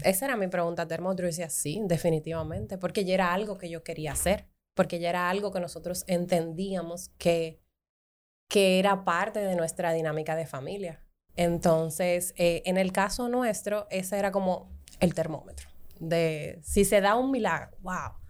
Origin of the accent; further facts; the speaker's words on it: Dominican Republic; como dominicanos